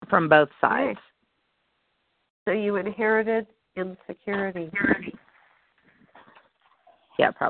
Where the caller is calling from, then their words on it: Louisiana, United States; also born or lived in Texas; my caller ID says that because I used to live in Texas, and okay but i live i live in northeast lou